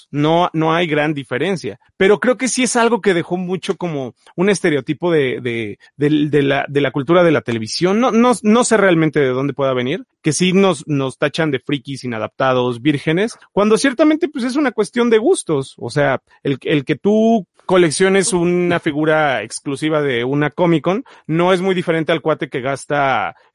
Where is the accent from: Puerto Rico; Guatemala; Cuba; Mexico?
Mexico; Puebla; cada mes tenía que ir a Ciudad de Puebla y comprar, que era una hora de mi pueblo, y comprar su fascículo mensual.